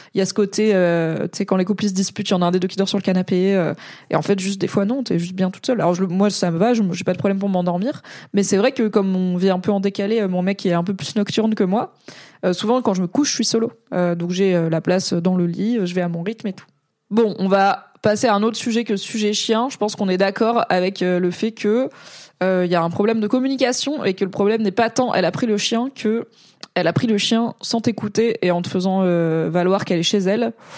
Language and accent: French; Alsace, Grand Est, France; first language French; Je suis alsacienne